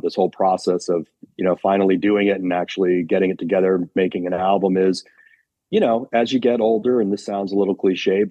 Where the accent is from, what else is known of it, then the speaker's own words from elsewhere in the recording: Los Angeles, California, United States; now in New Jersey, United States; So I and the rest of the band, we're all from Los Angeles